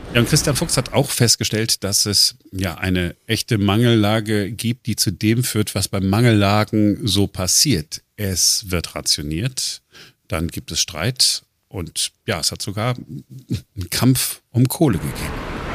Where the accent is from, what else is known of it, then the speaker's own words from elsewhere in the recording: Duisburg, North Rhine-Westphalia, Germany; now in Berlin, Germany; ich bin ja im Ruhrgebiet groß geworden, äh, 1985, äh, Duisburg